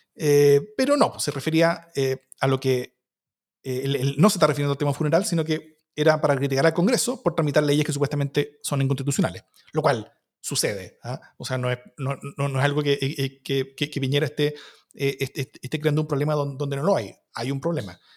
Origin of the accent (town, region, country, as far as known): Chile